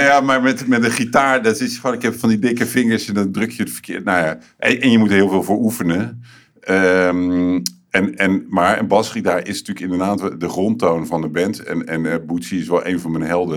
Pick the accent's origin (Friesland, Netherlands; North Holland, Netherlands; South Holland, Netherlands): South Holland, Netherlands; Rotterdam; ik kom uit Hillegersberg.